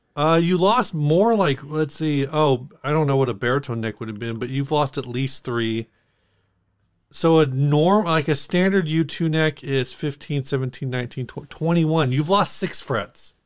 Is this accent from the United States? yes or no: yes; United States; as an American